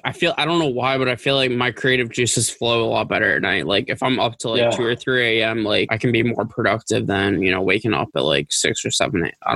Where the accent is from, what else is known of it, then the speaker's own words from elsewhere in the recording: Boston, Massachusetts, United States; I'm from Boston. Like, I'm from the Massachusetts area.